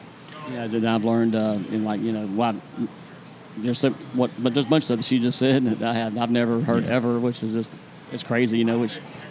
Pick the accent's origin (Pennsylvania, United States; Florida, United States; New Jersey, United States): Florida, United States; Jacksonville; Me, I'm from Jacksonville